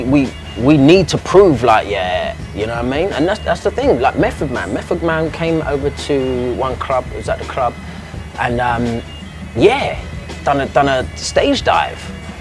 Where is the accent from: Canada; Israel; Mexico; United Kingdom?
United Kingdom; London; moved away; we're from London